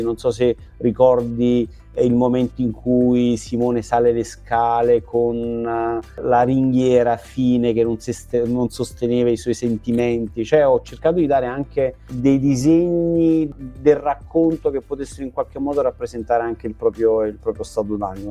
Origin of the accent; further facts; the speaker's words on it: Benevento, Campania, Italy; Io vengo da Benevento